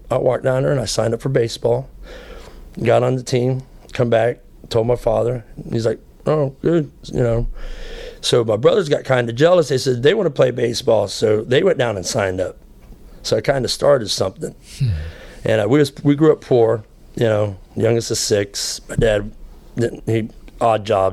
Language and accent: English; Florida, United States; I grew up in Florida